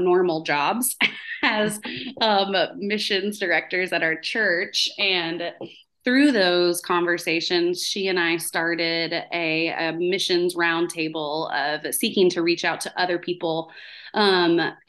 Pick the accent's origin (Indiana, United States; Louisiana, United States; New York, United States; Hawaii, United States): Louisiana, United States; New Orleans; now in Wilson County, Tennessee, United States; I'm from New Orleans, is where I was raised for most of my life.